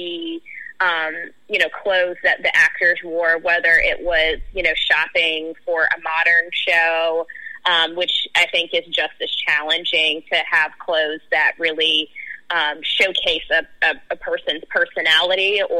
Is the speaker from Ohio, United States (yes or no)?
no; Memphis, Tennessee, United States; I grew up in Cherokee Heights. That's the neighborhood adjacent to Orange Mound, and that's where my family is from. But I live out in East Memphis now